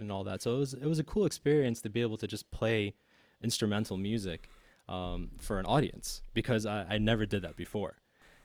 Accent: United States; I'm an American as well

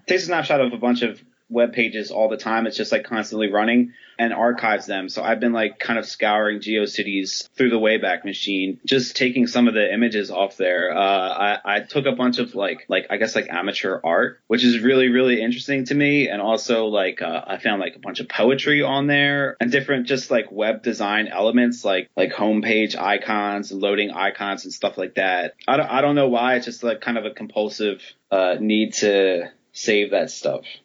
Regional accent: Philadelphia, Pennsylvania, United States; moved away as an adult; also born or lived in Baltimore; I grew up in Philly.

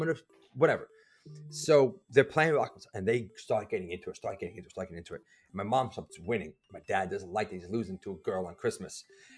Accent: Providence, Rhode Island, United States; I grew up north. I was born up north in Providence, Rhode Island

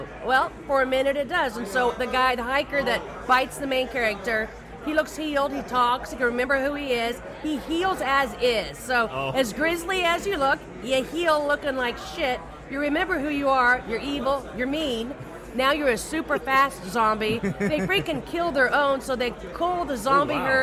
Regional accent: Kansas, United States; I'm from Kansas, and there's like one tree and one barn to hide behind

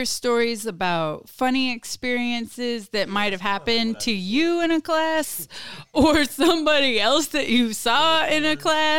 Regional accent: South Brazil, Brazil; accent: southern Brazilian Portuguese; moved away; My Portuguese accent is like more from the south.

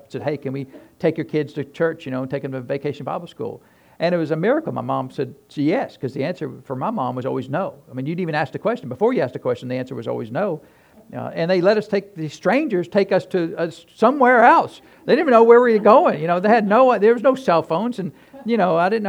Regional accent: New Hampshire, United States; moved away; I grew up in New Hampshire

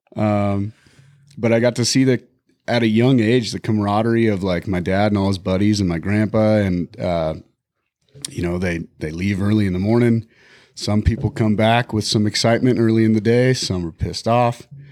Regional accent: Bighorn Mountains, Wyoming, United States; now in Montana, United States; I grew up in the Bighorn Mountains.

